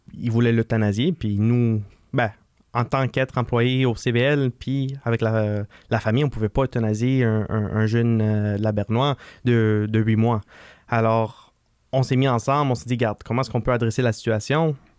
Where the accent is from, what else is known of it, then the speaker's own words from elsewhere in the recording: Laval, Quebec, Canada; on est des Lavalois